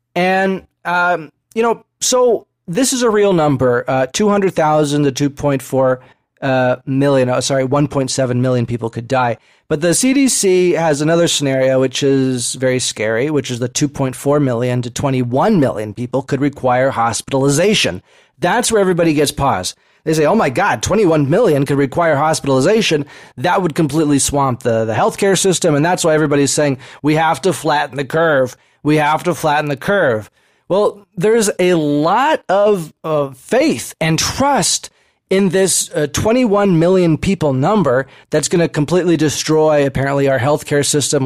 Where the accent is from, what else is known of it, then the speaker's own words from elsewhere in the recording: United States; as American citizens